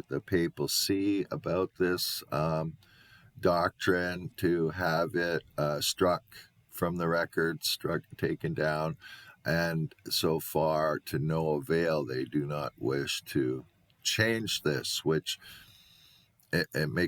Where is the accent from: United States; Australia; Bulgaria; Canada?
Canada; I'm not American. I'm a Canadian